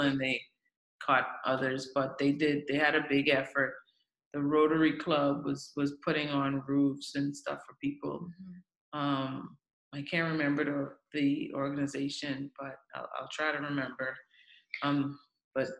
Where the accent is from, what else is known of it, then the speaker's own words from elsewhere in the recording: Grand Bahama, Bahamas; now in Abaco, Bahamas; I'm a Bahamian first, but I'm from Grand Bahama.